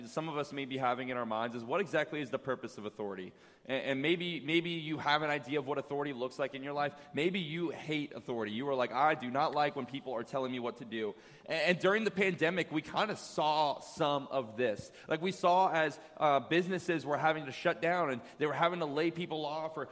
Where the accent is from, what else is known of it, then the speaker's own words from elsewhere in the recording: Virginia, United States; moved away as an adult; 7 years since I left my hometown in Virginia